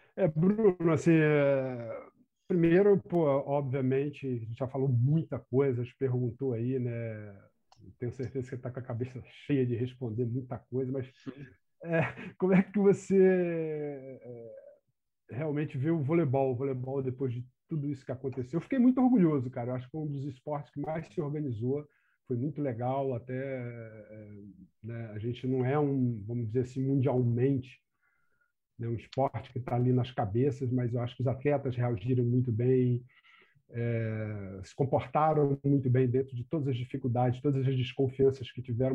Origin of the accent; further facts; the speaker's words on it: Brazil; eu estou falando como brasileiro